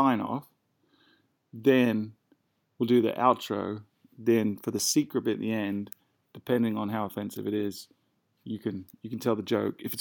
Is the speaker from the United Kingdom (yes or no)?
yes; United Kingdom; I'm British